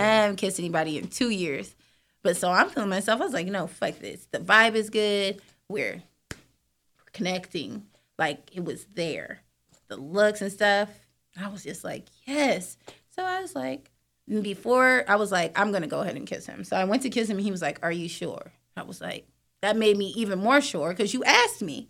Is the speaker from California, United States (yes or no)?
yes; San Diego, California, United States; also born or lived in Atlanta; I'm from San Diego by way of Atlanta